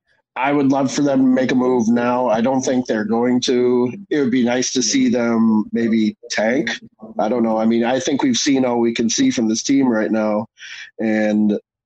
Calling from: Orlando, Florida, United States; I'm calling from Orlando, Florida.

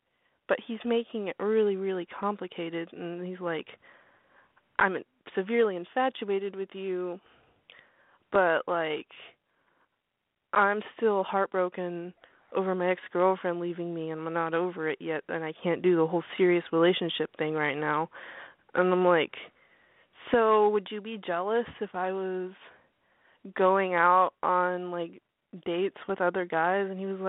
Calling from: Arkansas, United States; I'm 18. And I'm calling from Arkansas.

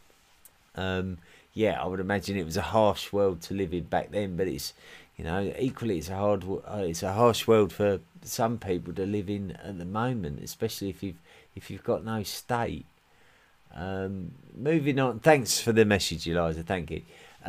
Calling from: Switzerland; I'm listening in from Switzerland.

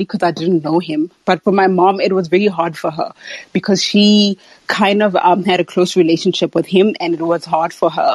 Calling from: South Africa; I'm calling from South Africa

